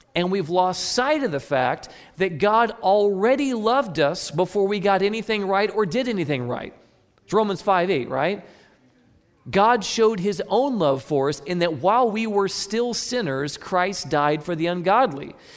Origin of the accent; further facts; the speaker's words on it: Midwest, United States; I'm from the Midwest